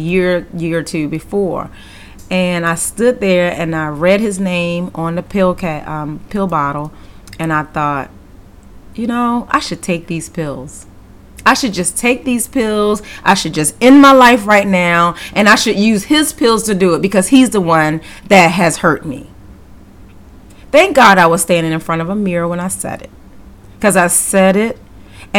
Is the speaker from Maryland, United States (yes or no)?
yes; Baltimore, Maryland, United States; moved away; also born or lived in Georgia; I'm originally from Baltimore, and I was living in Georgia at the time